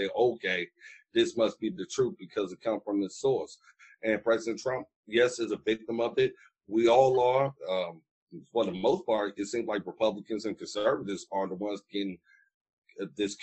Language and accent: English; Danville, Virginia, United States; I'm from Danville for most of my life and in the Pennsylvania County area